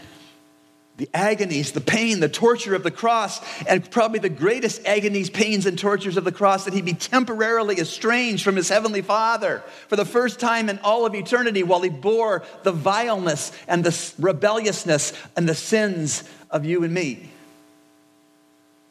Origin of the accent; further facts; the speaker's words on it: Canada; I was born and raised in Canada